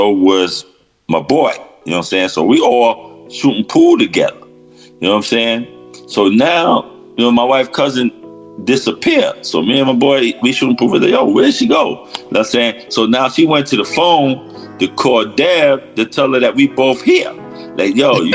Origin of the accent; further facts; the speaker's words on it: New York City, New York, United States; moved away as an adult; now in Roosevelt, United States; I'm from Harlem